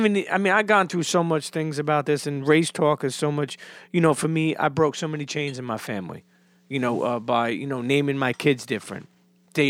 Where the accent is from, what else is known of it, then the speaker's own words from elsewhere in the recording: Coney Island, New York, United States; also born or lived in Bensonhurst; Well, keep in mind, too, I grew up in Coney Island till I was a teenager, then moved to Bensonhurst.